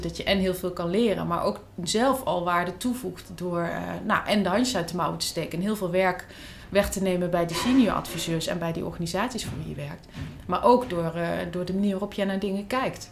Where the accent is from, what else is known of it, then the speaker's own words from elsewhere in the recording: Netherlands; als Nederlander, notabene hartstikke jong en, en openstaand voor alles, een half jaar in Spanje zit